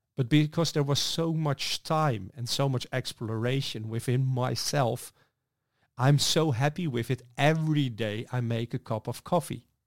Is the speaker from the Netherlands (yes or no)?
yes; Netherlands; I'm from the Netherlands